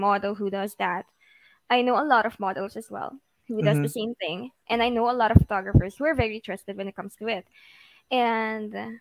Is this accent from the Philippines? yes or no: yes; Philippines; a Filipino who is living in the Philippines with a very Filipino parents